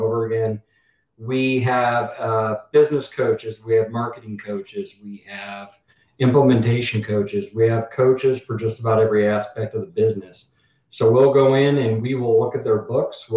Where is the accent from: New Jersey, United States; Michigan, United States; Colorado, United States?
Colorado, United States; moved away as an adult; also born or lived in Naples, Florida; Originally, I'm from Colorado